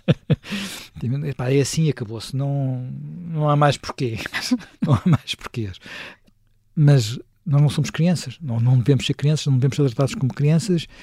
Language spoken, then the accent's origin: Portuguese; Lisbon, Portugal; also born or lived in Sintra; Eu que nasci em Lisboa, cresci em Lisboa, vivi sempre em Lisboa